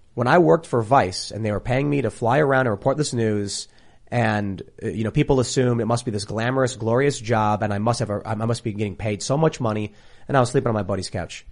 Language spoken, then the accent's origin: English; Chicago, Illinois, United States; growing up in, in, in Chicago